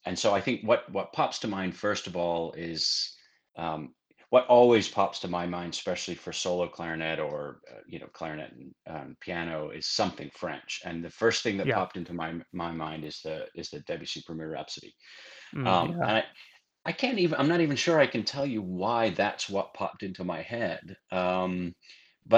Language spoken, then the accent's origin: English; Sheffield, Yorkshire and the Humber, United Kingdom; also born or lived in Cincinnati, Ohio; now in Austin, United States; I was born in England, in Sheffield, England, and started doing various musical things at quite an early age